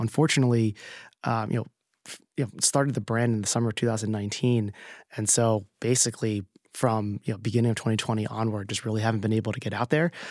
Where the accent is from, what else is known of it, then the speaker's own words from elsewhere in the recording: New Jersey, United States; now in New York, United States; I grew up in New Jersey and my family was in California